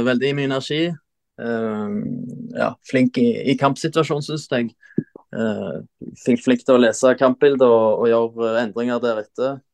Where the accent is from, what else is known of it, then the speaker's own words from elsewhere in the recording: Jørpeland, Rogaland, Norway; moved away; hjemme på Jørpeland, var på ferie hjemme